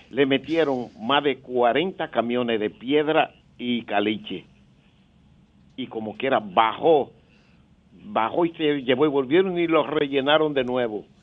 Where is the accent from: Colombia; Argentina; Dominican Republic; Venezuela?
Dominican Republic; Bueno, eh, yo quiero decirle algo a mi pueblo dominicano.